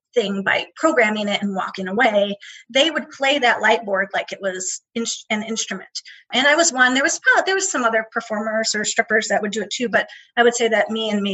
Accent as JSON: {"language": "English", "region": "Midwest", "country": "United States", "tie": "born or raised there", "said": "Growing up in the Midwest"}